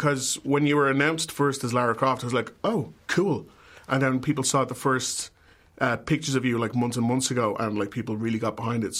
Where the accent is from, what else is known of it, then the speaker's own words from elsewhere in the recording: Ireland; I'm from Ireland.